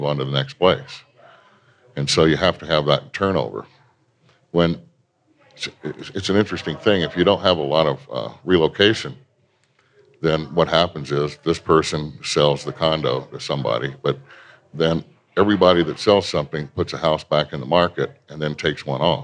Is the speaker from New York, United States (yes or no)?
no; Virginia, United States; now in Denver, United States; my hometown is like exactly 80 miles from the Key Bridge going into Washington, D.C.